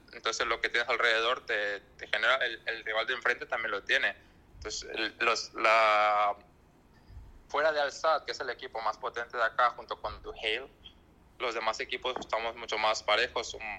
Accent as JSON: {"language": "Spanish", "town": "Culiacán", "region": "Sinaloa", "country": "Mexico", "also_born_or_lived": "Europe", "moved": "yes", "said": "desde que salí de México, de Culiacán"}